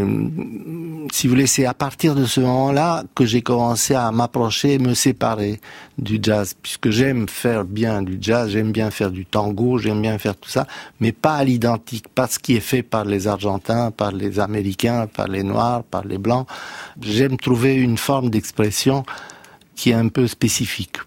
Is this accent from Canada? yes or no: no; Romania; now in France; je suis né dans la Roumanie communiste